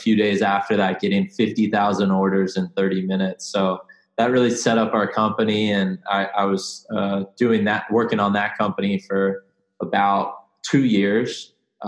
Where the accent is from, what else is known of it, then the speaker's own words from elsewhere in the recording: San Diego, California, United States; also born or lived in Venice, California / Arizona; I grew up in San Diego, California, you know, right by the beach